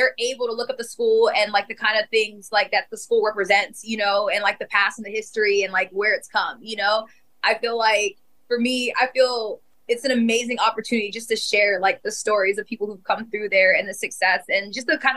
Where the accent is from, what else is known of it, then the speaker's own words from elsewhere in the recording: Winter Park, Florida, United States; Rollins, home, Winter Park, you know, my hometown.